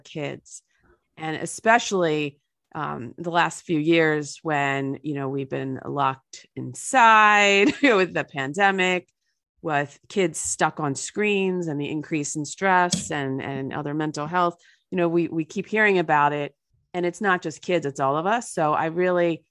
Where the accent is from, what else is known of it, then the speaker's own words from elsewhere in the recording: New Jersey, United States; a dirty New Jersey river in my hometown